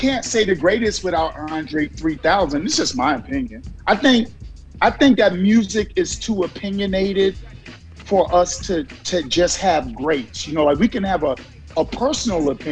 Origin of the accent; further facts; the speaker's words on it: New York City, New York, United States; also born or lived in Virginia / New Jersey / California; now in Georgia, United States; a kid that was born and raised in Brooklyn, New York